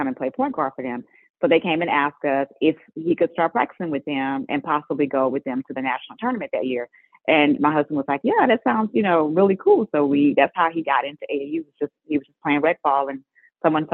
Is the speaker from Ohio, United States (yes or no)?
no; Garland, Texas, United States; we are from Garland, Texas